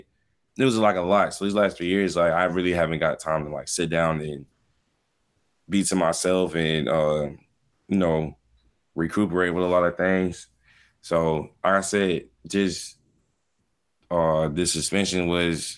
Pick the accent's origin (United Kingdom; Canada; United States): United States; Miami, Florida; moved away; I'm from Miami